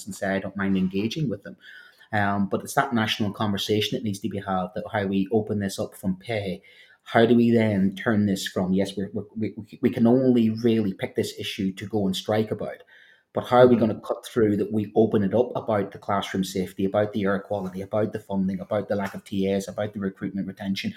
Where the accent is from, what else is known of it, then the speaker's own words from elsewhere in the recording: Northern Ireland, United Kingdom; accent: Northern Irish; trying to do French with a Northern Irish accent